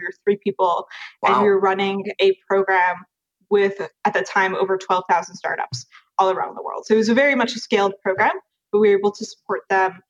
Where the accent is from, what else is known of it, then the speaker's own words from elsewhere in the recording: Westchester, New York, United States; also born or lived in London / Paris; in New York, I grew up in Westchester and went to the French American School